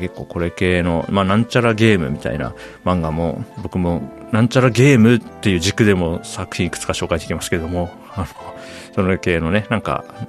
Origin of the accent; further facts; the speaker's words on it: Japan; 僕は千九百八十三年に日本に生まれて